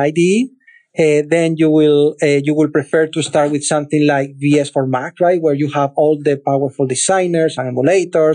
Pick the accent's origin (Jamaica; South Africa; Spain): Spain; Cadiz, Andalusia; moved away; a city called Cadiz. I'm from there. That's my hometown